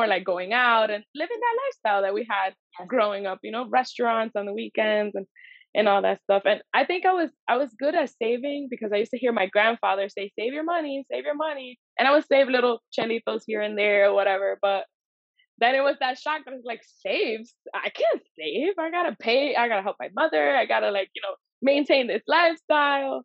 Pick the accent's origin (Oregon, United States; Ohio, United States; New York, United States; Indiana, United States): New York, United States; New York City; I grew up in Washington Heights